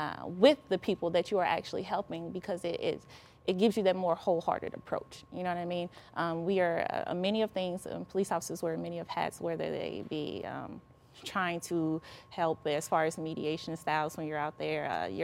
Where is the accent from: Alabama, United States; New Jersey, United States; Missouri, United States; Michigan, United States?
Missouri, United States; St. Louis; I'm from St. Louis. I live in St. Louis. I grew up here. This is my community.